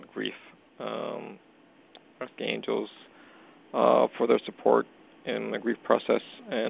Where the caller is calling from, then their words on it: Canada; calling from Canada.